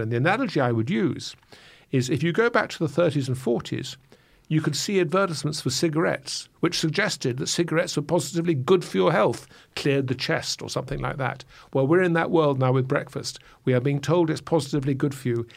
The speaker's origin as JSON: {"language": "English", "region": "England", "country": "United Kingdom", "said": "I'm an Englishman"}